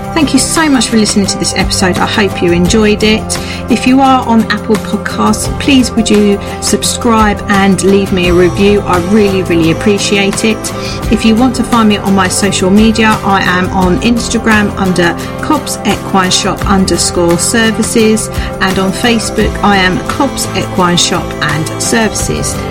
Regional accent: Canada; as a Canadian

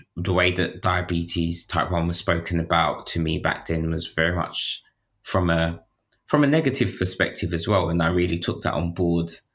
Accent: London, United Kingdom; growing up in, like, London at that time

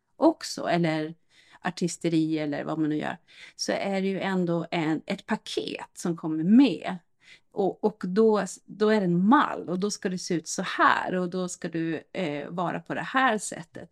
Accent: Norrland, Sweden; now in Stockholm, Sweden; norrlänning från början

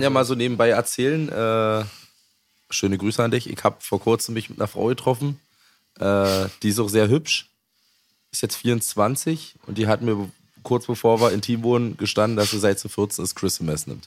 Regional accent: Germany; Ich bin noch in der DDR geboren.

